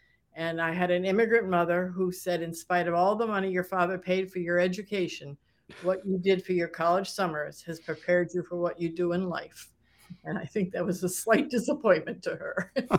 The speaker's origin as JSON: {"language": "English", "town": "Saratoga Springs", "region": "New York", "country": "United States", "tie": "born or raised there"}